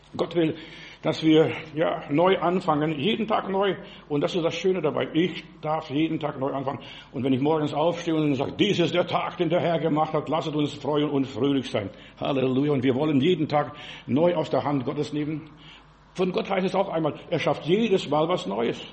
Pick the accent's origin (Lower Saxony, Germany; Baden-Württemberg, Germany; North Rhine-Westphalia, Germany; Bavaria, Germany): Baden-Württemberg, Germany; Heilbronn; Bei uns in Heilbronn